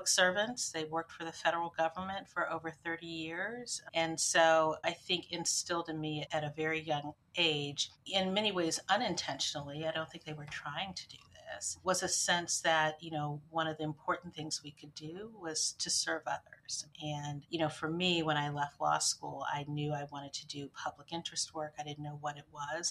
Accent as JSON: {"language": "English", "town": "Washington", "region": "District of Columbia", "country": "United States", "tie": "born or raised there", "said": "I'm a native Washingtonian. I grew up in Washington, D.C."}